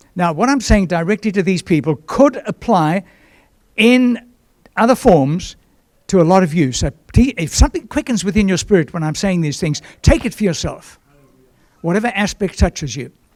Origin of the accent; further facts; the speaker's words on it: Durban, KwaZulu-Natal, South Africa; moved away; also born or lived in Johannesburg; my hometown, Durban south coast of Natal